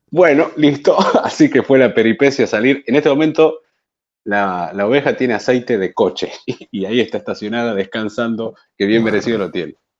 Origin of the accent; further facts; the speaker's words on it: Argentina; Pero yo soy argentina, soy argentino, vivo en este momento acá